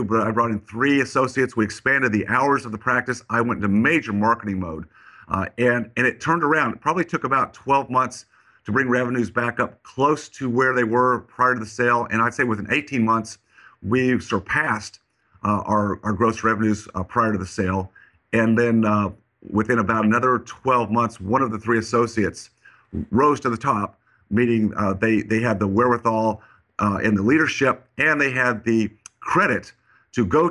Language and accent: English; Colorado, United States; now in Texas, United States; I grew up in Colorado, even though I live in Texas